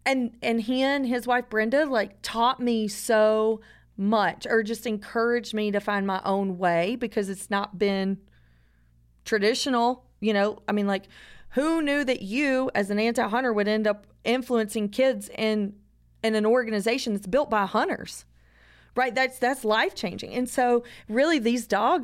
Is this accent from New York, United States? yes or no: no; North Georgia, United States; I'm from North Georgia